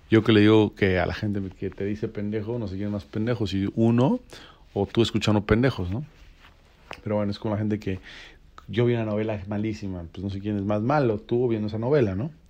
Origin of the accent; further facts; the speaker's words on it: Mexico City, Mexico; now in Cancún, Mexico; cuando yo a Cancún, yo no tenía eh, ninguna relación, ningún contacto, llegué como chilango.